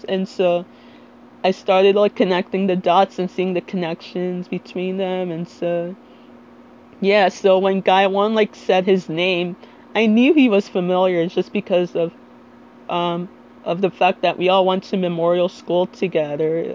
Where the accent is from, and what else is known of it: Little Ferry, New Jersey, United States